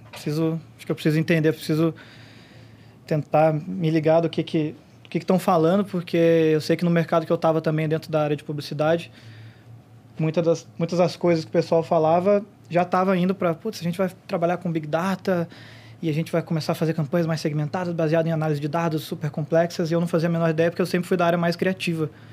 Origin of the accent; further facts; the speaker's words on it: Curitiba, Paraná, Brazil; Eu não sou daqui, eu sou de Curitiba